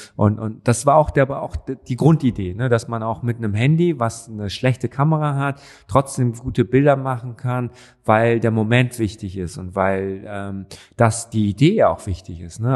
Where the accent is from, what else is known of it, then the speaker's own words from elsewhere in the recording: Düsseldorf, North Rhine-Westphalia, Germany; also born or lived in Cologne; now in Berlin, Germany; wir in Düsseldorf